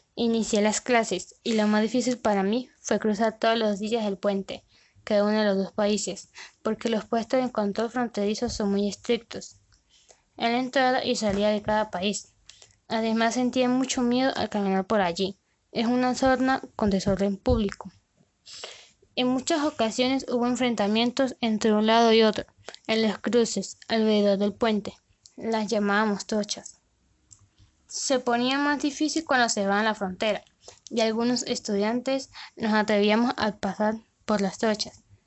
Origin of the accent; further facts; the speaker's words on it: Venezuela; also born or lived in Colombia; actualmente vivo con mi familia en Venezuela pero mi educación la recibo en Colombia